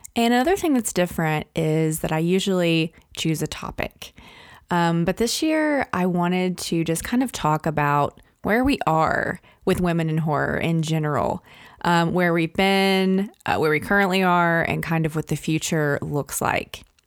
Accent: Arkansas, United States; Arkansas, which is my home state

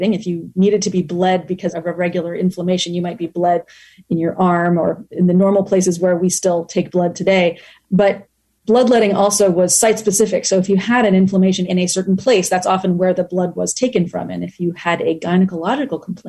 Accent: United States; also born or lived in Tokyo, Japan; I am the American daughter-in-law of a Japanese family

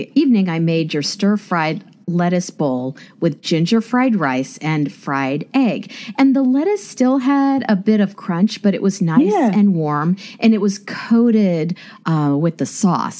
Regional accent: Kansas, United States; I grew up in Kansas

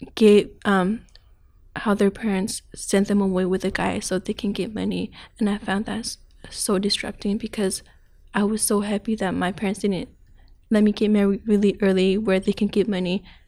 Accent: Thailand; now in Portland, United States; I was born in Thailand, but my parents were born in Myanmar. So they had to flee to Thailand, so that's where I was born.

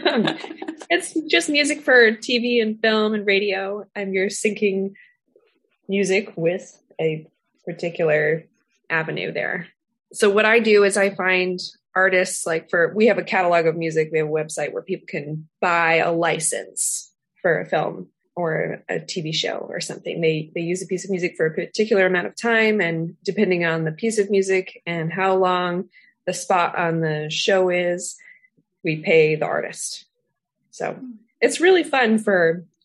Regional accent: San Diego, California, United States; moved away as an adult; now in Amsterdam, Netherlands; I am originally from San Diego, where there is no seasons, and I moved to the Netherlands because I married a Dutch man.

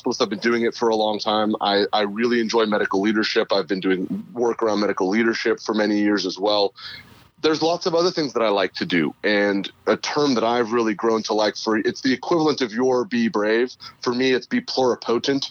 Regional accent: Northern California, United States; moved away; also born or lived in Houston / Los Angeles; I grew up in Northern California

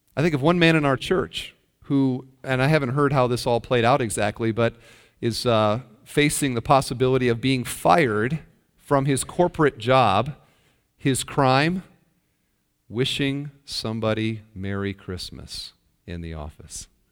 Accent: Iowa, United States; I'm from Iowa, and there's a town near where I grew up, Parkersburg, Iowa

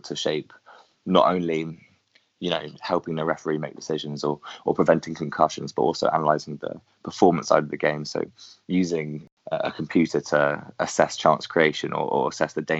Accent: England, United Kingdom; being English

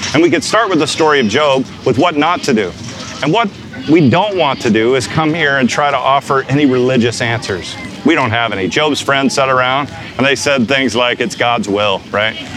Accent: United States; I'm a pastor, I'm a Christian from the United States

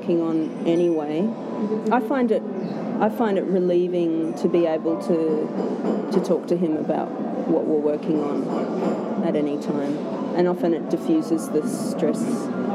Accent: Canada; I grew up in Canada

